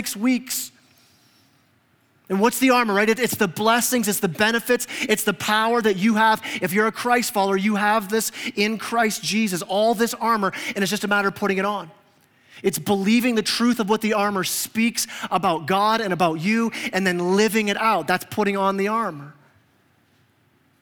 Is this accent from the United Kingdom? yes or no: no; Canada; now in Huntsville, United States; I'm Canadian